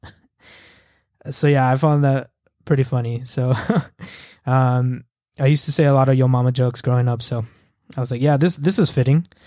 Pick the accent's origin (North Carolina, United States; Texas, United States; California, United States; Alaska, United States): Texas, United States; El Paso; moved away as an adult; now in Fort Worth, United States; I'm from El Paso, Texas. Uh, shout out E P T, born and raised